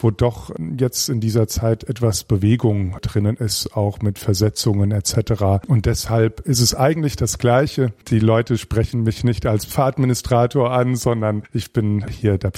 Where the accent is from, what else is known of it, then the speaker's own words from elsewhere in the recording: Kleinkrotzenburg, Hesse, Germany; ich bin zwar im Bistum Mainz äh, aufgewachsen, aber Kleinkrotzenburg, wo ich groß geworden bin oder viele Jahre gelebt habe, Kindheit und Jugend, das liegt an der hessisch-bayerischen Grenze.